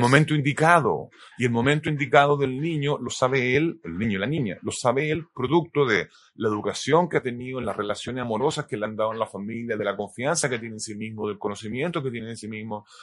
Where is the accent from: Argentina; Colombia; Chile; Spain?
Chile; also born or lived in United States; Yo nací en el 70, eh, viví, nos fuimos a ir a Estados Unidos y volvimos para el golpe de Estado